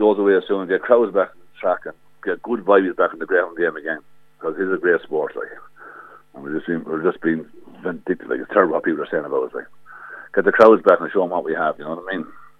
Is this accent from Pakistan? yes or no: no; Kilkenny, Leinster, Ireland; I'm from James Stevens Hurling Club in Kilkenny